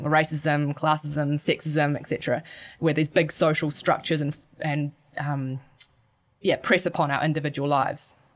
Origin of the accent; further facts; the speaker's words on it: Gisborne, New Zealand; growing up in Gisborne, surfing and skateboarding were always, were always around